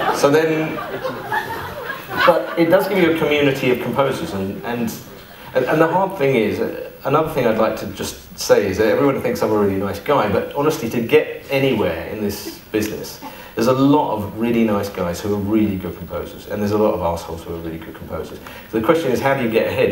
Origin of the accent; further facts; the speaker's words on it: East Sussex, South East England, United Kingdom; I came from the East. far, far east. Um, east Sussex